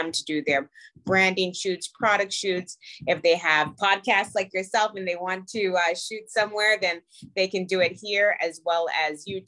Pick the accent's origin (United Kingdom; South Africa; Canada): Canada; Toronto, Ontario; I grew up in the Jane and Finch area.